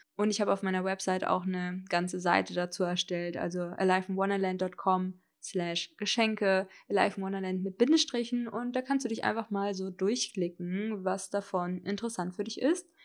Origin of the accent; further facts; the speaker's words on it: Hesse, Germany; moved away as an adult; also born or lived in Berlin; Ich bin dann nach Hessen, wo ich aufgewachsen bin und mein Abi gemacht habe